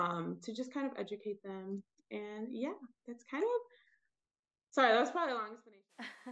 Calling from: Atlanta, Georgia, United States; I am calling in from Atlanta, Georgia.

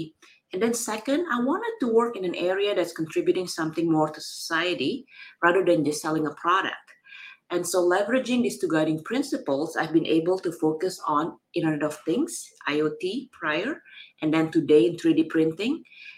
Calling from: San Francisco, California, United States; I'm dialing in from a beautiful San Francisco today.

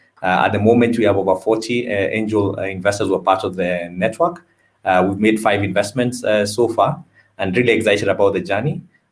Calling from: Nairobi, Kenya; I'm dialing in from Nairobi, Kenya.

